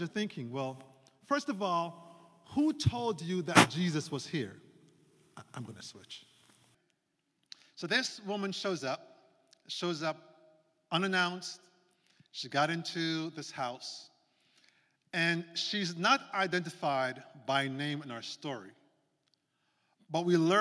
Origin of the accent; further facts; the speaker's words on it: Jamaica; moved away; That's where I'm from, born and raised